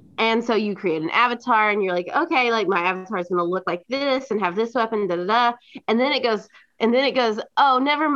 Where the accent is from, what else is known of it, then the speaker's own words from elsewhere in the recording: the South, United States; I'm from the South